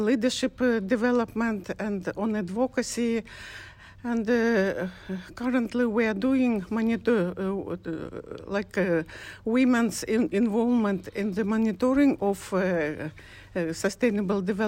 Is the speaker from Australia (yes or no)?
no; Kyrgyzstan; I'm from Kyrgyzstan, Central Asia, from Rural Women's Association, ALGA